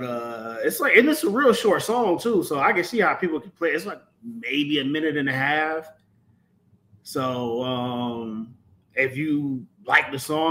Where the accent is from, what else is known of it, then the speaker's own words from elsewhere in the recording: the South, United States; I'm from the South